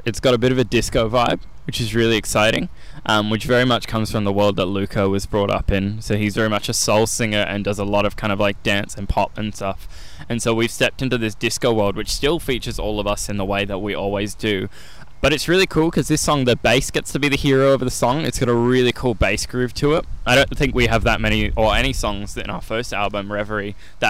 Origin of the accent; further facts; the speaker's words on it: Adelaide, South Australia, Australia; that's the Adelaide in me. And I'm grateful to live in a city that makes incredible coffee.